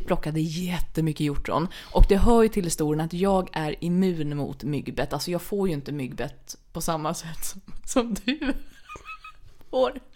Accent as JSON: {"language": "Swedish", "town": "Stockholm", "region": "Stockholm County", "country": "Sweden", "said": "jag var stockholmare"}